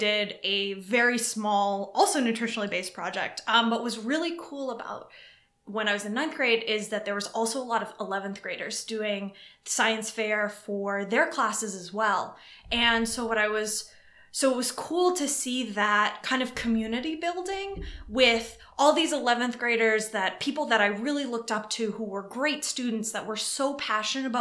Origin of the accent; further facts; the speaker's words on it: Hopkinton, Massachusetts, United States; now in Chicago, United States; I was raised in Hopkinton, Massachusetts, which is the start of the Boston Marathon.